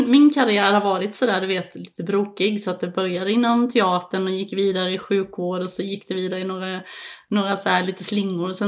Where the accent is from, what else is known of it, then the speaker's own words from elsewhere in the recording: Växjö, Kronoberg County, Sweden; moved away as an adult; also born or lived in Malmö / Copenhagen / Dubai; Jag är uppvuxen som sagt i Växjö och en liten by utanför Växjö, men eh, jag flyttade till, eh, till Malmö faktiskt 2008